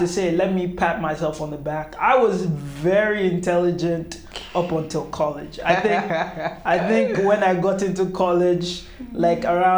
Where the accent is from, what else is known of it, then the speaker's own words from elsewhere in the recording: Warri, Delta, Nigeria; we grew up in Warri Delta State